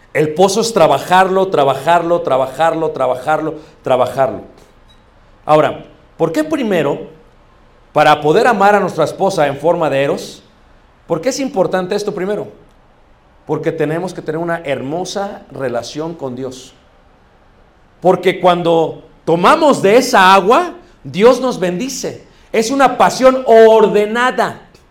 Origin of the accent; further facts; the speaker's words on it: Mexico; Como buenos mexicanos